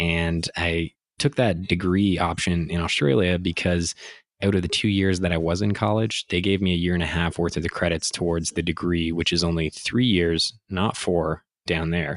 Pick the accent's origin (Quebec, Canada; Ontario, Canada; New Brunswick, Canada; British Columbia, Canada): Ontario, Canada; Ottawa; also born or lived in Montreal / Toronto; a Canadian born kid in Montreal who got raised in Ottawa